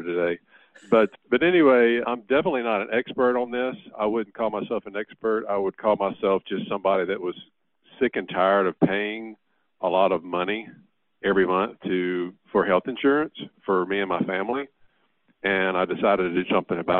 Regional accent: Louisiana, United States; I'm from Louisiana

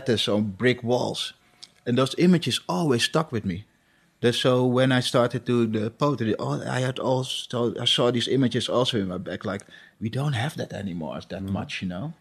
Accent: Amsterdam, North Holland, Netherlands; also born or lived in Suriname; I grew up here in Amsterdam. I've been living here since 1975

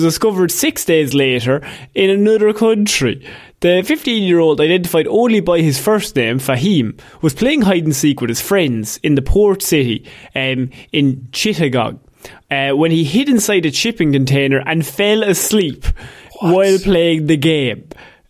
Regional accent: Ireland; we are two Irish people

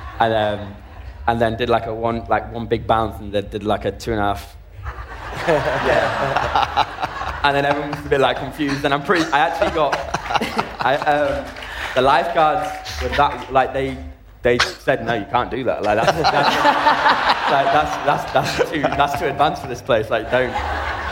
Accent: Leeds, Yorkshire and the Humber, United Kingdom; I'm from Leeds

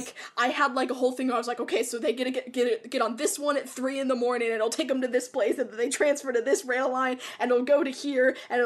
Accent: United States; we're from the States.

